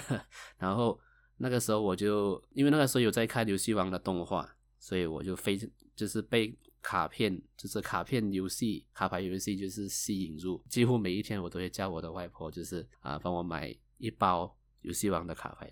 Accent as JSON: {"language": "Chinese", "country": "Malaysia", "said": "我是一个来自马来西亚的九零后上班族"}